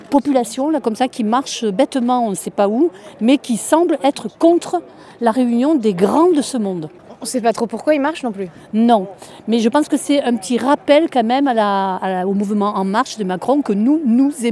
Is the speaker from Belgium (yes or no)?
no; Nouvelle-Aquitaine, France; De Dordogne.